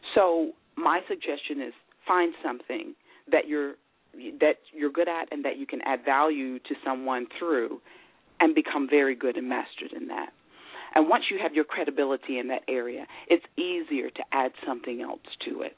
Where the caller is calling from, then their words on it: Philadelphia, Pennsylvania, United States; I'm calling from Philadelphia, Pennsylvania